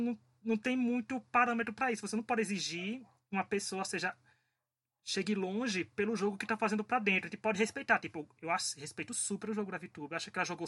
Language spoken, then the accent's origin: Portuguese; Paraíba, Brazil; eu sou paraibano